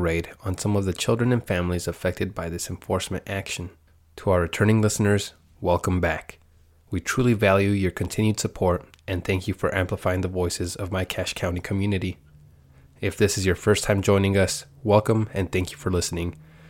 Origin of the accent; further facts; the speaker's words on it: Guadalajara, Jalisco, Mexico; moved away as an adult; now in United States; Okay, I was born in Guadalajara, Jalisco. I grew up there with my parents.